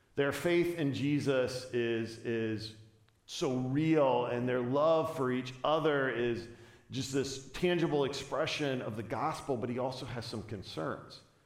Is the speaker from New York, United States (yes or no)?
no; Chicago, Illinois, United States; I was from the Chicagoland area